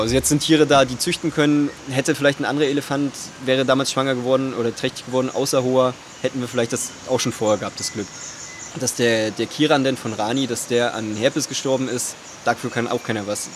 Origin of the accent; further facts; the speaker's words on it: Rostock, Mecklenburg-Vorpommern, Germany; moved away; also born or lived in Leipzig; ich komme ursprünglich aus Rostock